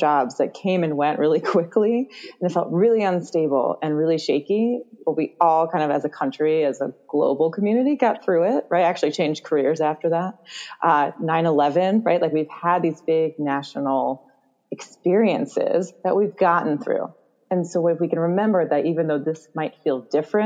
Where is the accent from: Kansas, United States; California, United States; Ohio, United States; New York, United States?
New York, United States; New York City; I'm from New York City